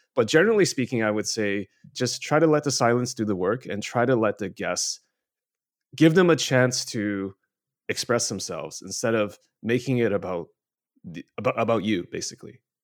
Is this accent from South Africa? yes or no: no; Canada; now in China; I grew up in Canada, uh, now live in mainland China.